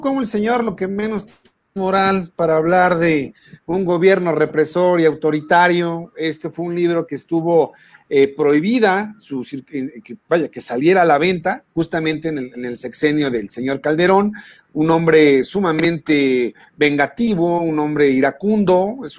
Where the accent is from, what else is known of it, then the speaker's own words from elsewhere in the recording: Mexico; Somos mexicanos